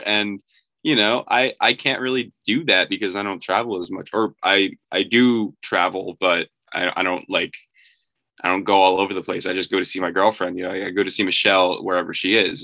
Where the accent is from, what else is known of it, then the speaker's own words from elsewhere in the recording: New York, United States; I'm from New York